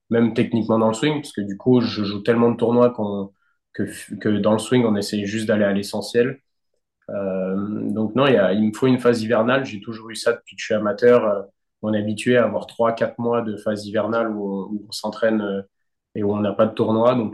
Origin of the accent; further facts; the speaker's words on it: France; c'est le Graal à, à, gagner en tant que Français.